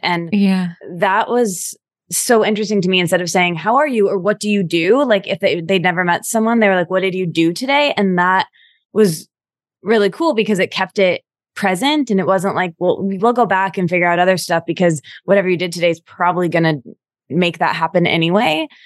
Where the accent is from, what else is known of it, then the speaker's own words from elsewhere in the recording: Midwest, United States; I'm from the Midwest